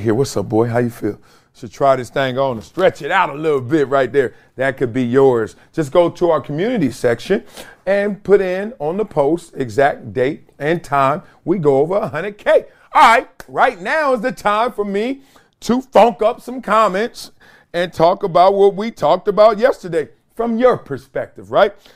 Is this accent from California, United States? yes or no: yes; Compton, California, United States; I'm from Compton